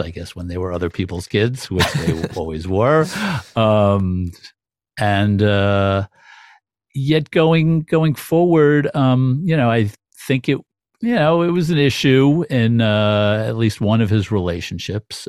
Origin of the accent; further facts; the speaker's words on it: New York City, New York, United States; also born or lived in Brooklyn / Manhattan; as a New Yorker myself, as somebody who grew up in Queens